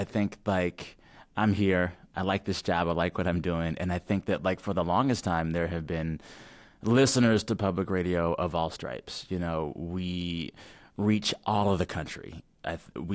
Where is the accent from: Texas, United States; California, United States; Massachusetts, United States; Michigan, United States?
Texas, United States; as a Texan